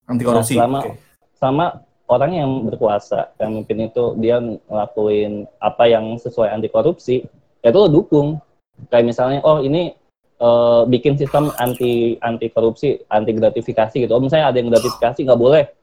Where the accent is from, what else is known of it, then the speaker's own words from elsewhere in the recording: Jakarta, Indonesia; now in Bandung, Indonesia; gue dari Jakarta dan gue tinggal di Bandung kerja di Bandung. Jakarta tuh padat banget cuy